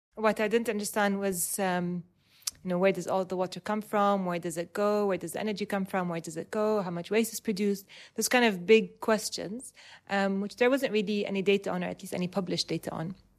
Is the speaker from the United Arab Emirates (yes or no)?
yes; Dubai, United Arab Emirates; I was, um, born and raised in Dubai